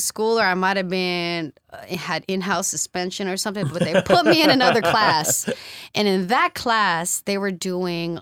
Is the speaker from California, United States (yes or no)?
yes; San Francisco, California, United States; coming from San Francisco as a public school student